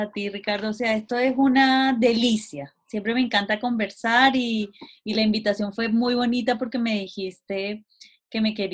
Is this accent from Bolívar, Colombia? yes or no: yes; Cartagena, Bolívar, Colombia; now in Chile; Yo nací en Colombia, en Cartagena de Indias, hace ya varios años.